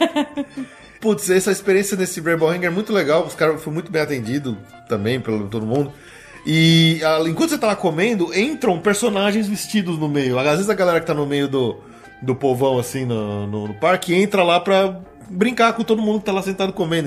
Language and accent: Portuguese; Brazil; eu sou do Brasil